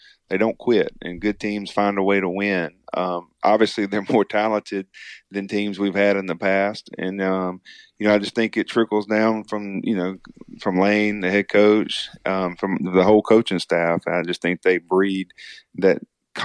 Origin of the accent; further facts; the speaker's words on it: Magee, Mississippi, United States; growing up in McGee, Mississippi, especially, you know, it's just a small, tight-knit community